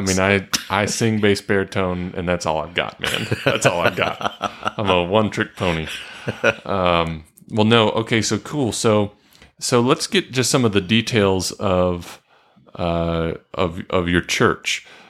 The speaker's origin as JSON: {"language": "English", "town": "Marietta", "region": "Georgia", "country": "United States", "tie": "born or raised there", "said": "I grew up in Marietta, home of the big chicken"}